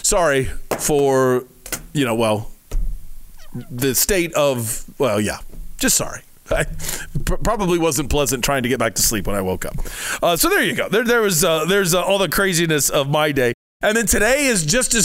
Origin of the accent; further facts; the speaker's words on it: Midwest, United States; now in Arizona, United States; being a Midwesterner